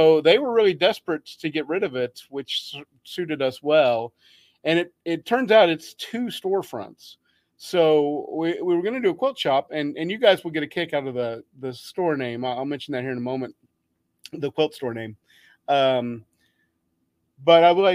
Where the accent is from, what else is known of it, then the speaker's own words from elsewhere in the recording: Wichita, Kansas, United States; Wichita, which is my hometown